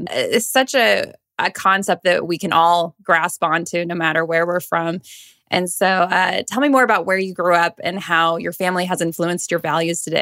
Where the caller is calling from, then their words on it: North Carolina, United States; As I'm joining you from the states in North Carolina, so cool that we get to connect today.